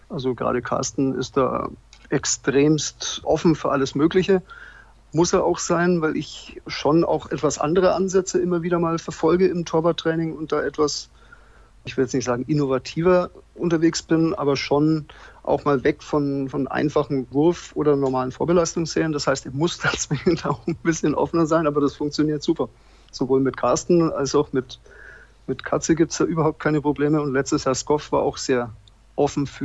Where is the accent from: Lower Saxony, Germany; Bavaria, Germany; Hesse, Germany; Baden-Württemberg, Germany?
Bavaria, Germany; Also, ich bin in Franken geboren und bin in Franken aufgewachsen, aber ich schließe jetzt nicht aus, dass ich mal aus Franken auch mal weggehe